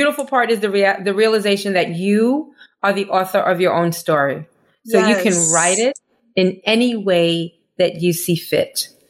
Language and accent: English; Nigeria; My experiences as a Nigerian first daughter fuel my art, which has been instrumental in my growth as a creative.